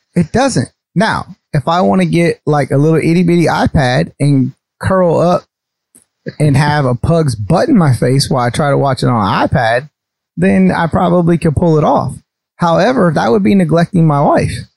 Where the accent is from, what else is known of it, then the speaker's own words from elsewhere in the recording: North Carolina, United States; I'm from North Carolina